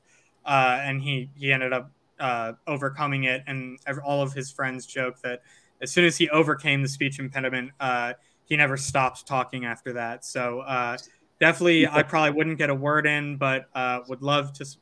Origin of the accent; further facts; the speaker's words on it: St. Louis, Missouri, United States; now in California, United States; when I was growing up in St. Louis